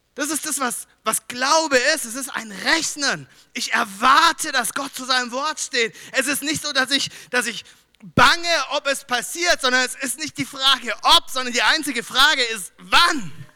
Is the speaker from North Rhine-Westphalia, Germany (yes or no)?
yes; Düsseldorf, North Rhine-Westphalia, Germany; moved away; ich komme aus Düsseldorf